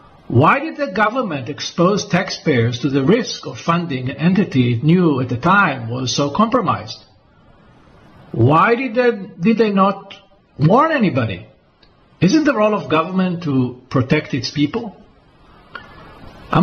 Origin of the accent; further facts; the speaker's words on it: Israel; why they targeted me in Cyprus and not in my home country of Israel, where I reside most of the time.